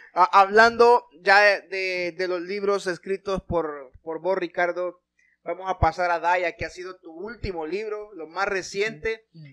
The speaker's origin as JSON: {"language": "Spanish", "country": "Honduras", "said": "nosotros como hondureños"}